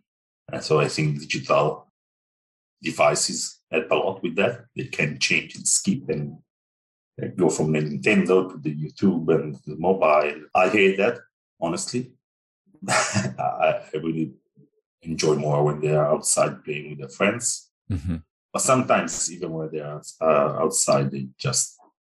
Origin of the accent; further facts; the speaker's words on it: Italy; So yeah, I grew up in Italy. And so I spent my 41 years in Italy